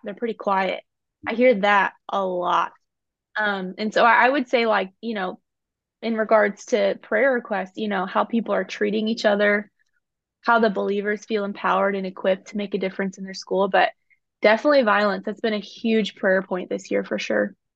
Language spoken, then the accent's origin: English; Indiana, United States; I was born in Indiana